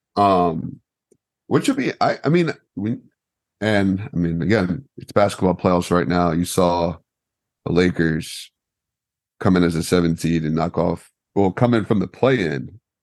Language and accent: English; United States; I'm American